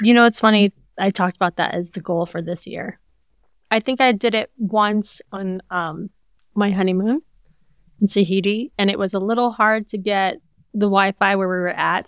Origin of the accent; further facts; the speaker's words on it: Hawaii, United States; also born or lived in California; we grew up in Hawaii